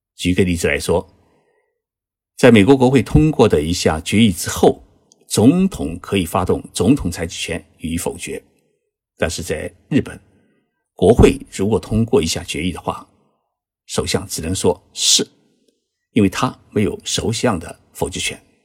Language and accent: Chinese; China; 因为这种担忧不仅仅是我们中国人有